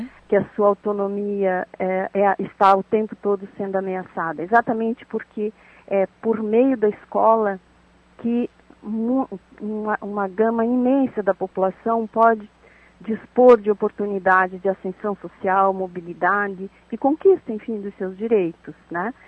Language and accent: Portuguese; Santa Catarina, Brazil; isso pode nos levar aqui como catarinenses